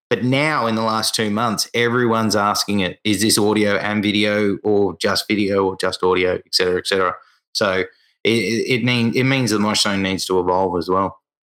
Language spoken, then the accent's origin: English; Australia; for me as an Australian